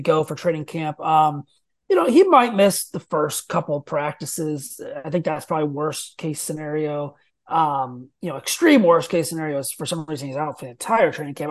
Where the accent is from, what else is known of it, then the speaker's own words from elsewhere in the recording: Rockford, Illinois, United States; I grew up outside of Chicago. It's like, um, Rockford, it's called.